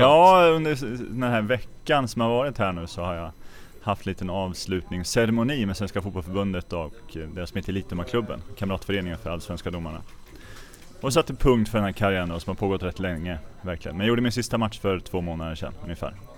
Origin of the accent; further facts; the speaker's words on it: Örebro, Örebro County, Sweden; hemma i Örebro